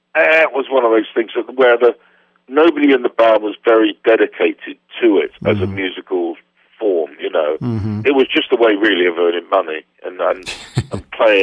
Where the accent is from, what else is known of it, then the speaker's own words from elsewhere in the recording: Poole, South West England, United Kingdom; moved away as an adult; also born or lived in London; my hometown in Dorset, Poole in Dorset